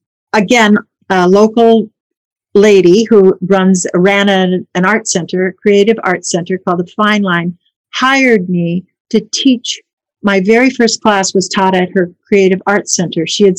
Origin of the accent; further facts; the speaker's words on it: Colorado, United States; born there; also born or lived in Minnesota; now in Chicago, United States; I was born in Colorado. When I was older, my parents bought a farm in Minnesota. So I lived on the farm for a few years and then went away to school there.